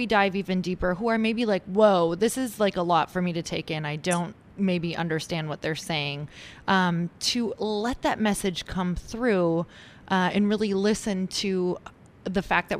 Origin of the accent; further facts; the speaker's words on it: Midwest, United States; because I'm from the Midwest